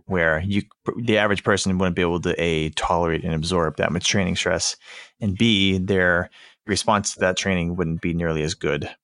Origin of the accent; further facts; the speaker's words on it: Boston, Massachusetts, United States; I'm from the Boston area